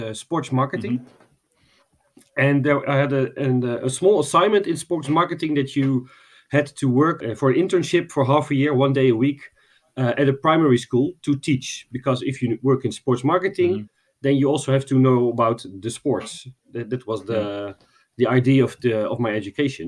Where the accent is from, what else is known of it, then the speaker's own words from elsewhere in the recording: Netherlands; I'm from the Netherlands